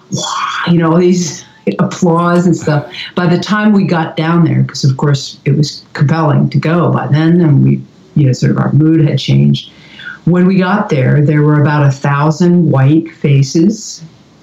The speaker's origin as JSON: {"language": "English", "town": "Philadelphia", "region": "Pennsylvania", "country": "United States", "tie": "born or raised there", "also_born_or_lived": "New York / Woodstock, New York / Colorado", "moved": "yes", "lives_now": "Corvallis, United States", "said": "I grew up in Philadelphia suburbs"}